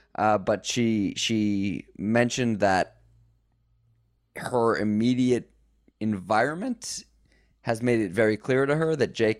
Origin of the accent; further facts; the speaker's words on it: United States; as an American